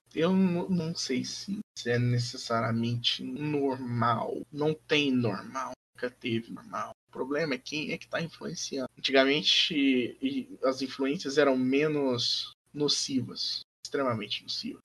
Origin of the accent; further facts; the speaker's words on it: Brazil; first language Portuguese; Brasil sempre vai estar no meu coração, porque é onde eu cresci